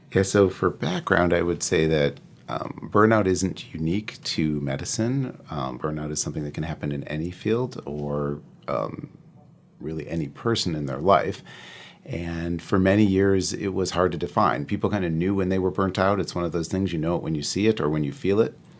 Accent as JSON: {"language": "English", "region": "Midwest", "country": "United States", "said": "I'm from the Midwest through and through"}